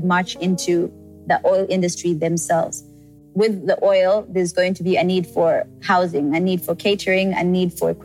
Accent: Uganda; moved away as an adult; also born or lived in South Africa / Rwanda; my home country

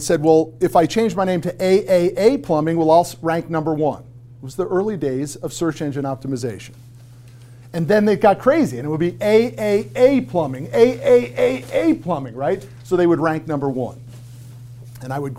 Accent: Connecticut, United States; I grew up in Connecticut

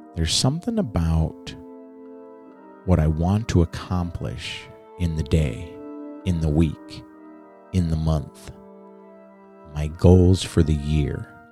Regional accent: Chicago, Illinois, United States; now in Southern Oregon, United States; I grew up in Chicago.

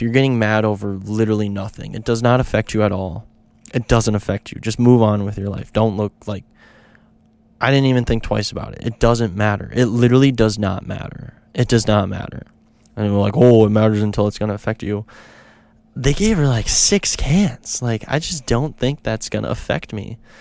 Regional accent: Minneapolis, Minnesota, United States; I'm from Minneapolis

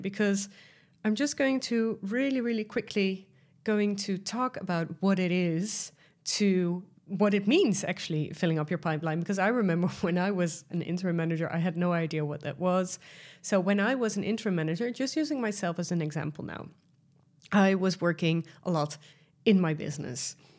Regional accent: Netherlands; accent: Dutch; English is a second language; I am Dutch, as you might hear from my accent

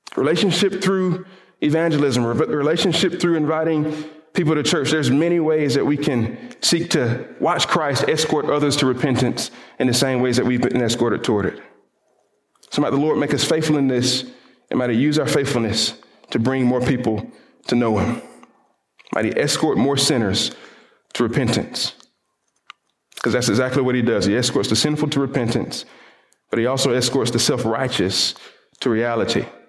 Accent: the Bible Belt South, United States; I grew up in the Bible Belt South, where all of us apparently know Jesus

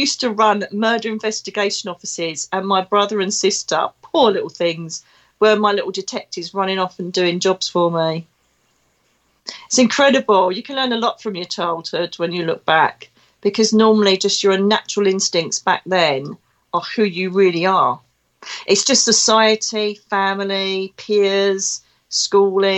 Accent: Essex, East of England, United Kingdom; now in Devon, United Kingdom; you can most probably tell from my dulcet tones I come from Essex. I'm an Essex girl living in Devon.

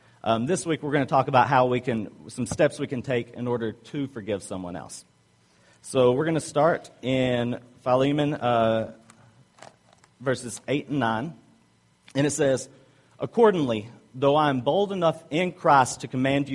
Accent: the South, United States; accent: Southern; I'm from the South

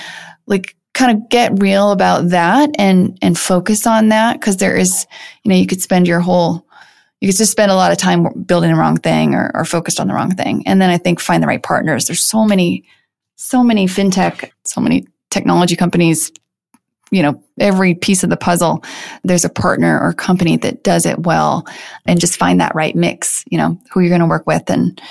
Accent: Midwest, United States; It's based on growing up in the Midwest and just sort of kind of breaking free from some norms

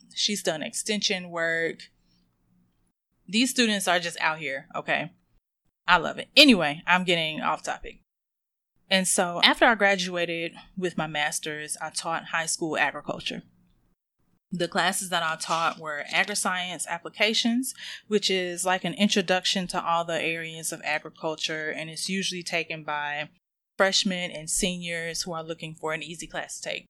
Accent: North Carolina, United States; I'm from North Carolina

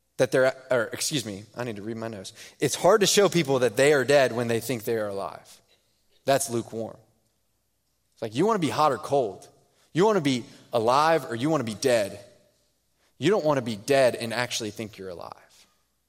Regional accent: Houston, Texas, United States; moved away; I'm from Houston

